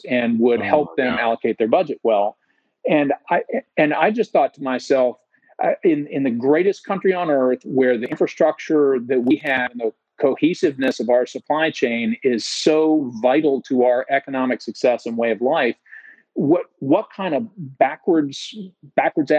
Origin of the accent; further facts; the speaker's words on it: Tennessee, United States; I was from Tennessee